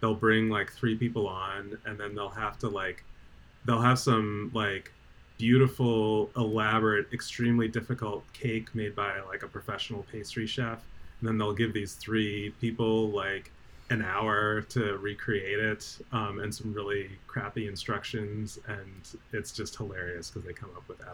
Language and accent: English; New Jersey, United States; now in Eugene, United States; I'm from New Jersey